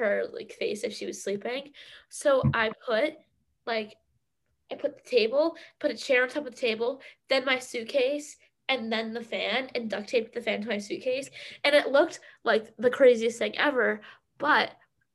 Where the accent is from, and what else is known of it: Massachusetts, United States; moved away